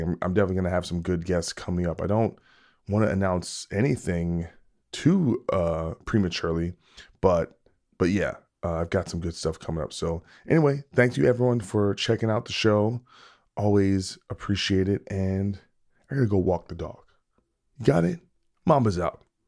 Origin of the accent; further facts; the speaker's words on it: New Jersey, United States; I'm from New Jersey